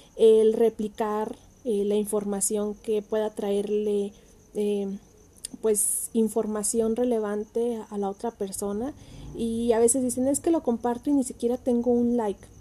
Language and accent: Spanish; Ciudad Hidalgo, Michoacán, Mexico; yo soy de Ciudad Hidalgo, Michoacán